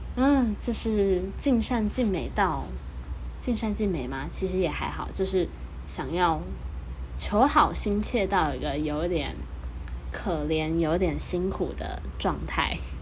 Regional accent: Taichung, Taiwan; 冰壶大专杯这次是在我的家乡台中举办

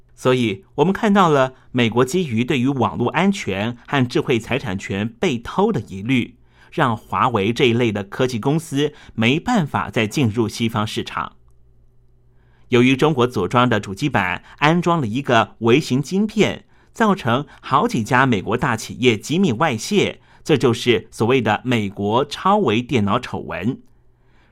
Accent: Taiwan; 我们台湾人

